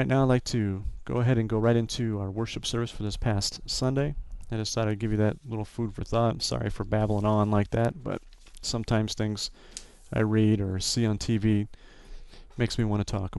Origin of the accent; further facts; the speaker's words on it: Northwest Indiana, United States; my hometown here in Northwest Indiana